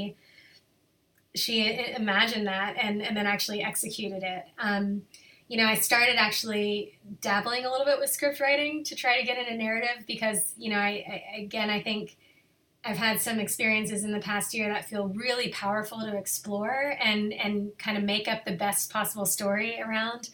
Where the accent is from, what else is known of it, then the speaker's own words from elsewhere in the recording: Lexington, Kentucky, United States; moved away as an adult; also born or lived in Arlington, Virginia; now in Boulder, United States; I grew up in Lexington, Kentucky